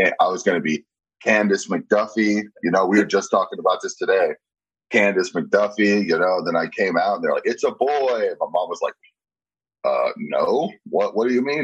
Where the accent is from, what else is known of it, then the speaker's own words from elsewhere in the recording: San Diego, California, United States; moved away as an adult; also born or lived in Pflugerville, Texas; now in Austin, United States; So, yeah, I'm from San Diego, and we moved from San Diego when I was 12 to Pflugerville, and I grew up here. Then I moved back to San Diego when I was 20.